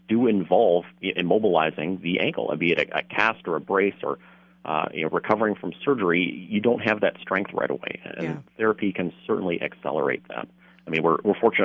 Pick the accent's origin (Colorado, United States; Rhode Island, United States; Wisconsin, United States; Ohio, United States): Wisconsin, United States; now in St. Cloud, United States; I'm originally from Wisconsin